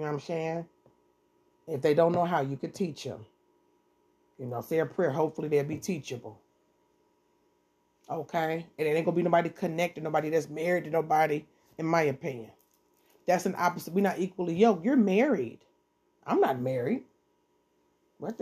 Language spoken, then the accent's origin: English; Detroit, Michigan, United States; I'm from Detroit, 7 Mile, Eastside